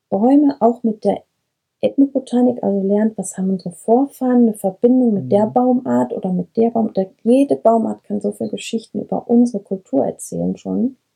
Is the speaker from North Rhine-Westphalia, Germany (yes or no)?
yes; Brenscheid, North Rhine-Westphalia, Germany; Brenscheid, hier bin ich auch aufgewachsen und was ich halt immer liebe hier, und das schätze ich so, und das wünsche ich dem ganzen Ennepe-Ruhr-Kreis, wilde Ecken.